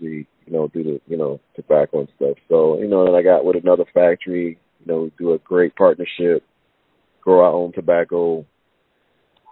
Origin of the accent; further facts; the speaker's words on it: New York, United States; moved away; also born or lived in North Carolina / Dominican Republic; I'm originally from New York